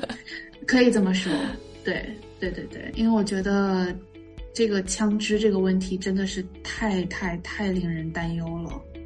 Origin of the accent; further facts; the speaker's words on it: China; moved away as an adult; also born or lived in Beijing / Hong Kong / Singapore / Cleveland, United States; now in United States; 因为我觉得在国内，至少是我我的那个年代哈，就是我我是九零年出生的